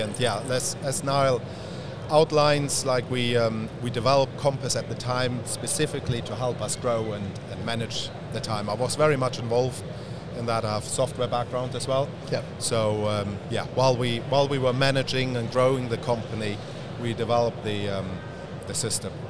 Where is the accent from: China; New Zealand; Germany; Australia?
Germany; moved away; I'm from Germany originally.